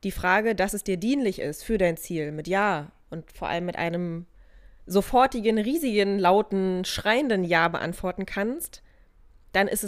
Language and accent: German; Germany; bei uns in Deutschland